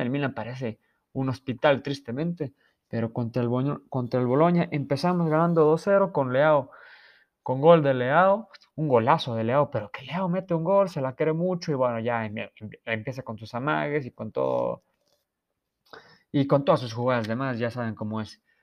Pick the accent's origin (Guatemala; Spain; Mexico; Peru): Mexico; Yo que soy mexicano